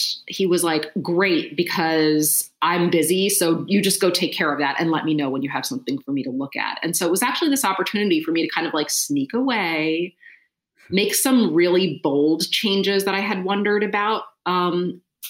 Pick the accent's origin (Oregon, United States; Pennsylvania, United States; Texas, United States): Pennsylvania, United States; Philadelphia; I'm from Philadelphia